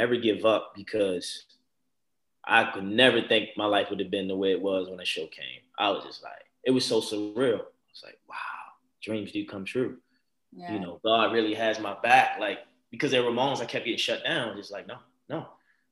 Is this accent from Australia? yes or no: no; Baltimore, Maryland, United States; born or raised there